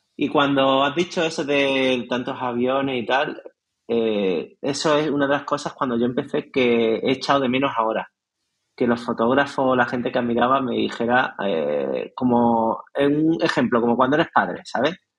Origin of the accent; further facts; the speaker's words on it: Nerja, Andalusia, Spain; en mi pueblo, en Nerja